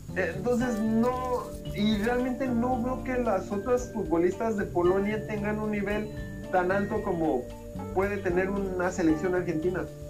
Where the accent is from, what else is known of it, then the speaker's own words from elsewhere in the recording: Mexico City, Mexico; moved away; la Ciudad de México, bueno, hace tiempo que ya no vivo allá